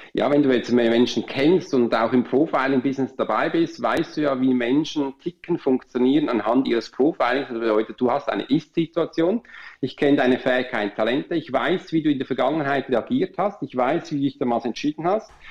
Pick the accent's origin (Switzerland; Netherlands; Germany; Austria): Switzerland; wir Schweizer